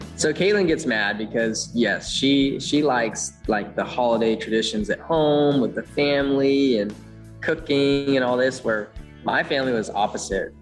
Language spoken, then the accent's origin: English; Elk Grove, California, United States; born or raised there; moved away